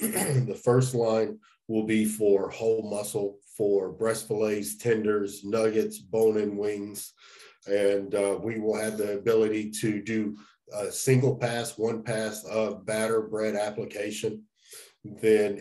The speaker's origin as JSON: {"language": "English", "region": "North Carolina", "country": "United States", "moved": "as an adult", "lives_now": "Dawson, Georgia, United States", "said": "I'm originally from North Carolina"}